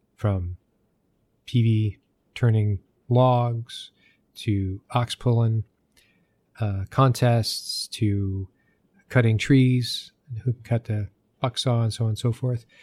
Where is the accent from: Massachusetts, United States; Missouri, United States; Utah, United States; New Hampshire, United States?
New Hampshire, United States; I grew up in New Hampshire